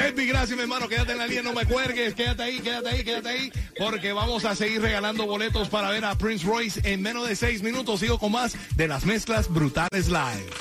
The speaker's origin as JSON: {"language": "Spanish", "country": "Cuba", "moved": "yes", "lives_now": "United States", "said": "Nosotros somos cubichis"}